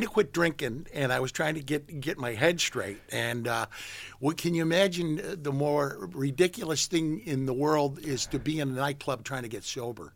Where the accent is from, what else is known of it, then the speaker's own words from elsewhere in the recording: St. Louis, Missouri, United States; moved away as an adult; now in San Francisco, United States; in Saint Louis where I grew up